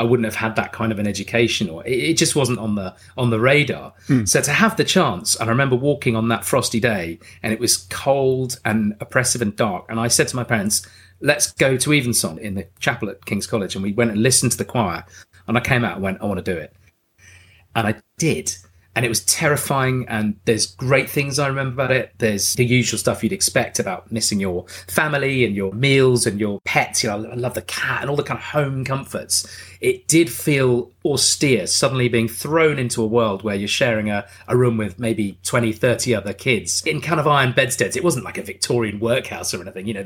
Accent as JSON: {"language": "English", "country": "Jersey", "tie": "born or raised there", "also_born_or_lived": "Darlington, County Durham, England", "said": "I was born in County Durham, and then we did move to Jersey when I was, I think, 3 or 4 years old."}